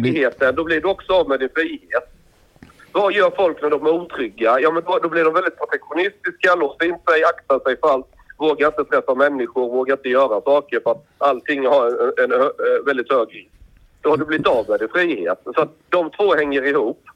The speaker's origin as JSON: {"language": "Swedish", "town": "Osby", "region": "Skåne", "country": "Sweden", "tie": "born or raised there"}